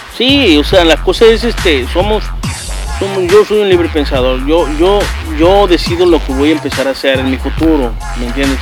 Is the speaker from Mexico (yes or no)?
yes; Mexico; moved away; yo crecí allá en México